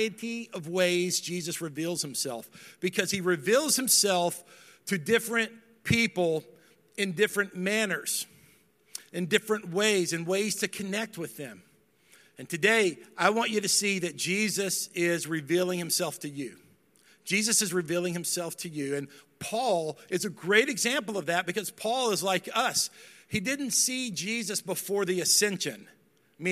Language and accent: English; Dallas, Texas, United States; I grew up in Dallas